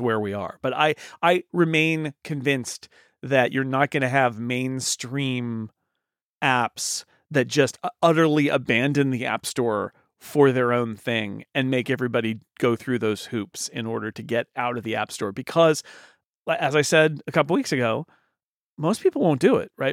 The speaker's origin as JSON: {"language": "English", "country": "United States", "said": "I'm an American"}